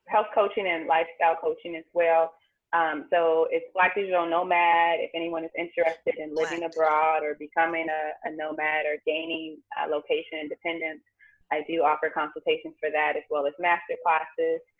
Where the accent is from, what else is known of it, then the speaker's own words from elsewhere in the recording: Los Angeles, California, United States; moved away as an adult; also born or lived in Houston, Texas; now in Vietnam; I'm from South Central LA.